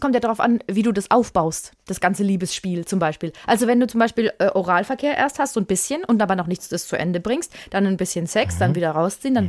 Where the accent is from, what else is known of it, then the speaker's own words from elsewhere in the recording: Würzburg, Bavaria, Germany; ich habe äh, in einem Mehrfamilienhaus gewohnt, in Würzburg. Das ist meine Heimatstadt